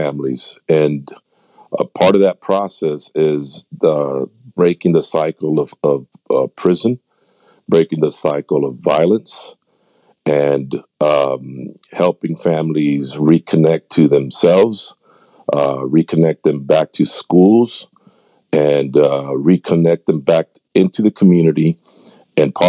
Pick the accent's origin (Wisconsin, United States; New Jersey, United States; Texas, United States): Texas, United States; San Antonio; I'm from San Antonio, Texas